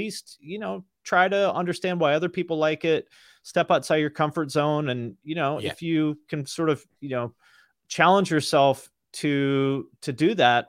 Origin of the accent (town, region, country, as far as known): Washington, United States; born or raised there